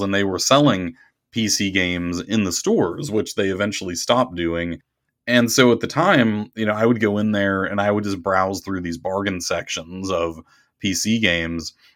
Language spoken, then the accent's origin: English; Pittsburgh, Pennsylvania, United States; I grew up in the Pittsburgh area